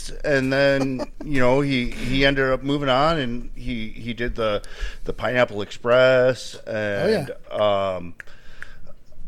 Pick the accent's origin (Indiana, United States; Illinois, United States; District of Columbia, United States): Indiana, United States; I'm from Indiana